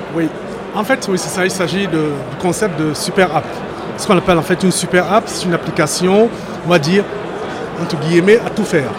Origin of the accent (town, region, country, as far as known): France